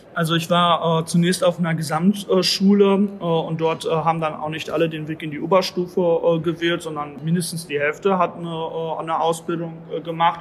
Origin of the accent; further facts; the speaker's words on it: Bielefeld, North Rhine-Westphalia, Germany; als Bielefelder